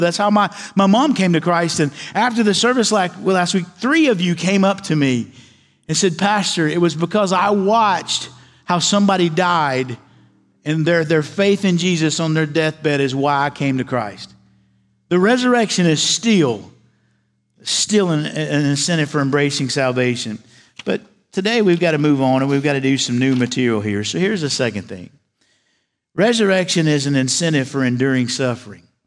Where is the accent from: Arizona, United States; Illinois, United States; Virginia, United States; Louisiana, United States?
Virginia, United States; Galax; moved away as an adult; I was raised in a little town in, in Galax, Virginia